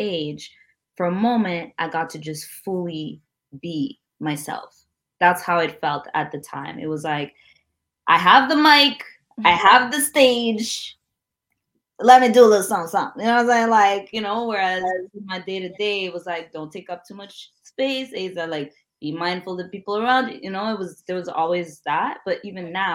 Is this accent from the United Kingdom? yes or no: no; Montreal, Quebec, Canada; a young Black girl, Burundian, growing up in Montreal, bilingual